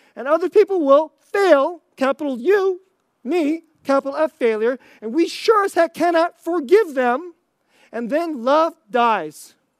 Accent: United States; I'm Korean American

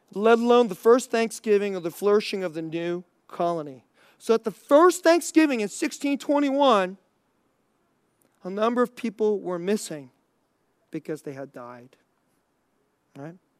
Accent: Bay Area, California, United States; moved away; I grew up in the Bay Area

